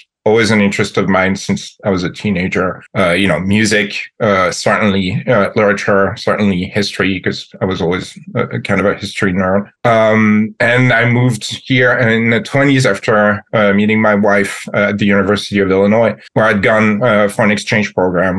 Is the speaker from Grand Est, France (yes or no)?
yes; Metz, Grand Est, France; English is a second language; moved away as an adult; now in United States; I was, as I said, born and raised in France, in the city of Metz, close to Luxembourg and Germany